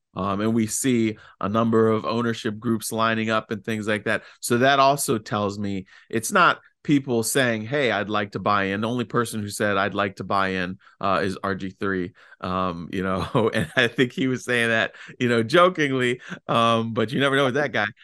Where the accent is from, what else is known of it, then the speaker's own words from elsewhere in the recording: Fauquier County, Virginia, United States; my hometown in Fauquier County